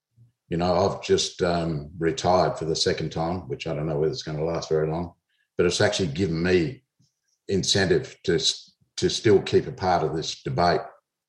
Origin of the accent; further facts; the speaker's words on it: Alice Springs, Northern Territory, Australia; I'm from Alice Springs. I was born in Alice Springs.